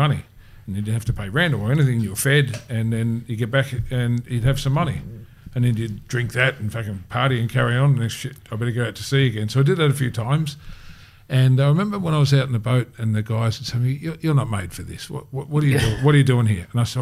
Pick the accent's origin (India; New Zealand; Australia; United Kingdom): Australia; Bendigo, Victoria; I grew up in Bendigo